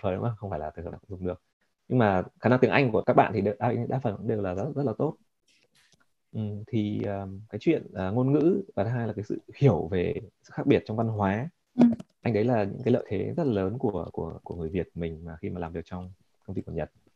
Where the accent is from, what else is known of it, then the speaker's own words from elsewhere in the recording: Vietnam; also born or lived in Japan; now in United States; mình là người Việt